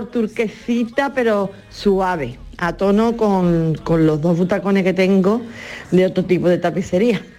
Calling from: Jerez de la Frontera, Andalusia, Spain; de Jerez.

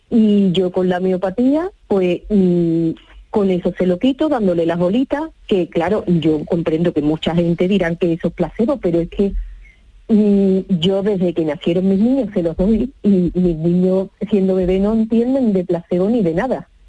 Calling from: Seville, Andalusia, Spain; Buenos días … de Sevilla.

